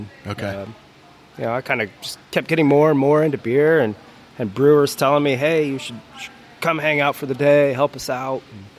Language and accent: English; Chicago, Illinois, United States; moved away as an adult; also born or lived in Indianapolis, Indiana; now in Arizona, United States; Grew up in Chicago. Made it out here 6 years ago.